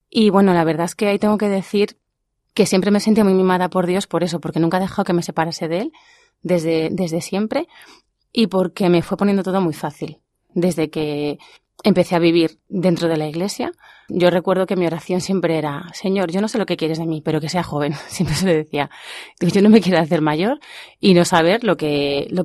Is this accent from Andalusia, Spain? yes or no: no; Fuenlabrada, Community of Madrid, Spain; now in Pinto, Spain; mi familia es cristiana de siempre y pues yo he ido a misa desde que era bien chiquitita y recuerdo, fue en Fuenlabrada